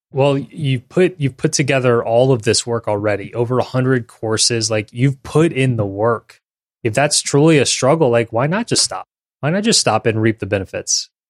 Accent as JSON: {"language": "English", "region": "Louisiana", "country": "United States", "tie": "born or raised there", "said": "we both are born and raised in Louisiana"}